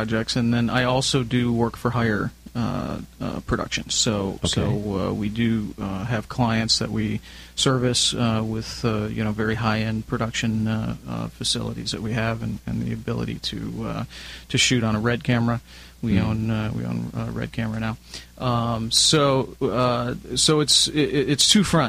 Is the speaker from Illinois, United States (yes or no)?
yes; Chicago, Illinois, United States; moved away as an adult; now in Southern California, United States; I'm originally from Chicago, so back in Chicago, right out of high school